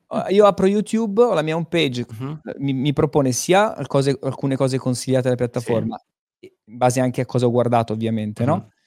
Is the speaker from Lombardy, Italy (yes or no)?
no; Pescara, Abruzzo, Italy; vengo da Pescara